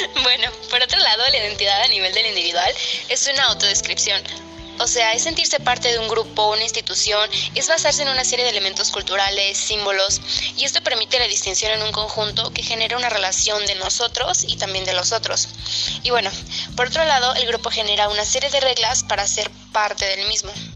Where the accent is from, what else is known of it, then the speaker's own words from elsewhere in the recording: Mexico; nosotros los mexicanos